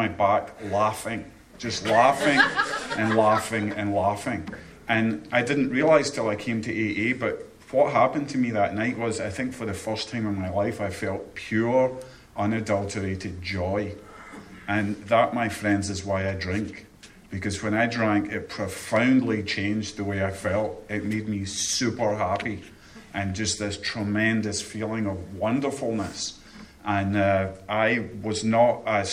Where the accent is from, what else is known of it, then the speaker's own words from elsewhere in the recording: Scotland, United Kingdom; now in Chesapeake, United States; I'm from Scotland